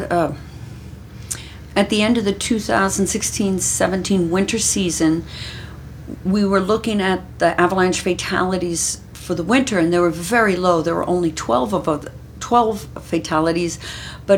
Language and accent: English; Maryland, United States; moved away as an adult; also born or lived in Oregon; now in Utah, United States; I grew up in Maryland